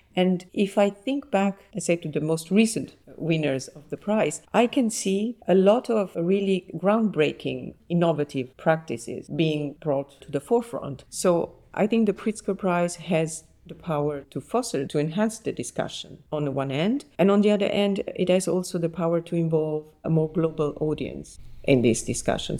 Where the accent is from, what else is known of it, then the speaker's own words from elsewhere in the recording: Naples, Campania, Italy; now in Paris, France; I was born in Naples and I grew up there and I studied